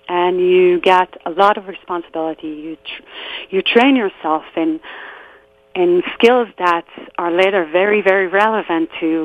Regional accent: just outside Tel Aviv, Tel Aviv District, Israel; So I grew up in Israel in a small neighborhood just outside of Tel Aviv, a place where everyone knew everyone, and I grew up with people who are still my best friends till this very day.

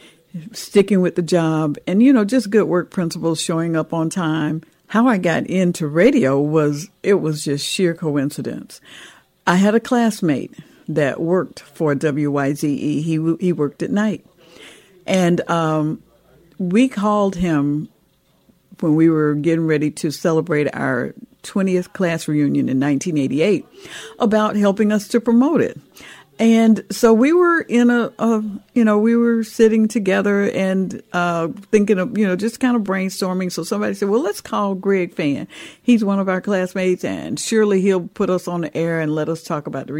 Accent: Atlanta, Georgia, United States; I was raised right here in Atlanta, Georgia, and we on the south side of the city is where I was born and raised

